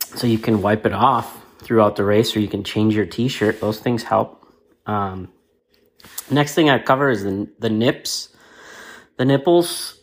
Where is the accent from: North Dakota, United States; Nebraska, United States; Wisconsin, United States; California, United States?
Wisconsin, United States; La Crosse; moved away; La Crosse, Wisconsin is originally my hometown